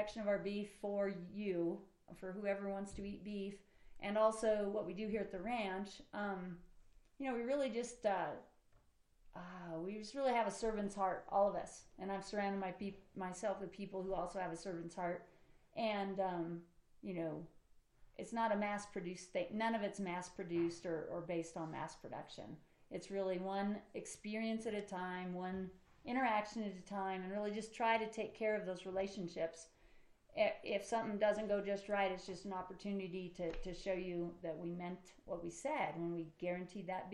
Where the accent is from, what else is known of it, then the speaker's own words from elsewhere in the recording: Eastern Colorado, United States; I grew up in Eastern Colorado, grew up on a farm and ranch